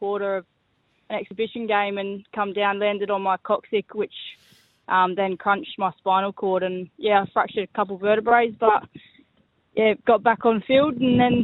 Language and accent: English; Hamley Bridge, South Australia, Australia; I grew up playing football with the boys at Hamley Bridge.